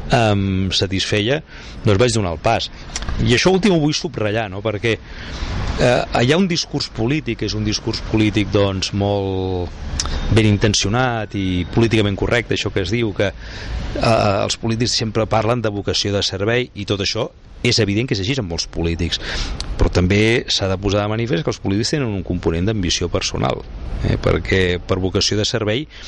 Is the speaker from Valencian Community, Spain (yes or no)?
no; Sant Cugat del Vallès, Catalonia, Spain; also born or lived in Madrid; jo hi era, era el meu poble